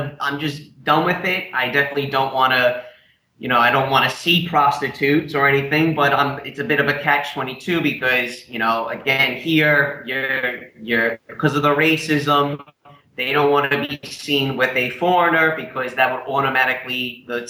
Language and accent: English; New York, United States; moved away as an adult; I realized real quick why I left New York in the first place